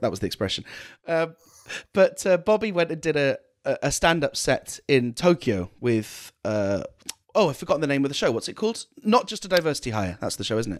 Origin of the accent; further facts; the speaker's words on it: United Kingdom; I'm the British one